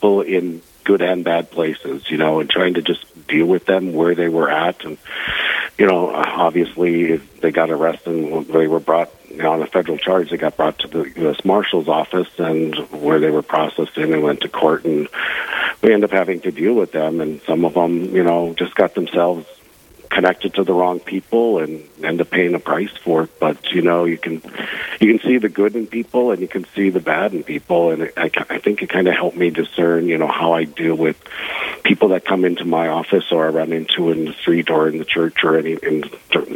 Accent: Bismarck, North Dakota, United States; also born or lived in Minot; I grew up in the Bismarck area

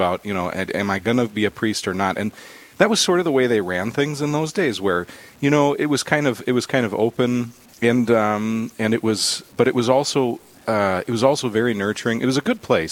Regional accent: Williston, North Dakota, United States; moved away as an adult; also born or lived in Minot, North Dakota; now in Dickinson, United States; I grew up in Williston, went to St. Joe's grade school

